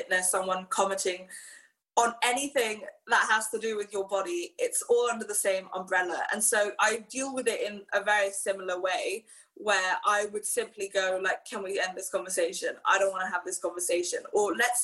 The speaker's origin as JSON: {"language": "English", "country": "Hong Kong", "tie": "born or raised there", "said": "growing up in Hong Kong"}